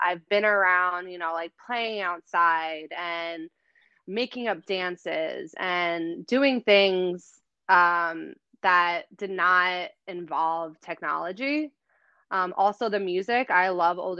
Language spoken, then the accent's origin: English; New Jersey, United States; accent: New Jersey; I've been born and raised in New Jersey